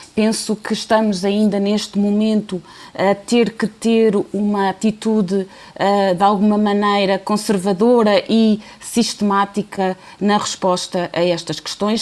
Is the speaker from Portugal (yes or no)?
yes; Portugal